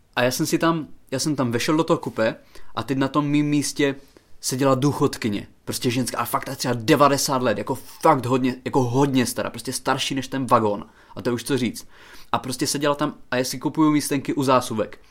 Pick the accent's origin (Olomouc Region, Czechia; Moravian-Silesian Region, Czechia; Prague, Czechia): Olomouc Region, Czechia; Haná; moved away; já jsem z Hané, já jsem, že jo, z vesnice na Hané, a tam je to nářečí fakt- fakt silný